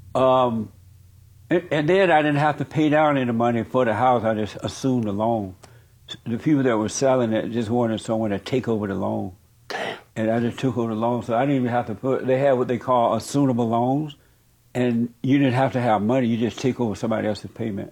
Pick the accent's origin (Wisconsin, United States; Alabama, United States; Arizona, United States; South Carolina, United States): Alabama, United States; grew up in Alabama